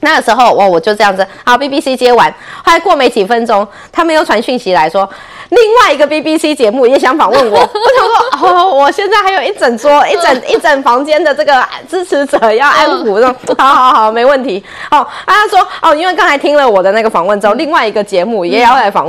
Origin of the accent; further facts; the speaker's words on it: Taiwan; 我们台湾人真的是民主的标杆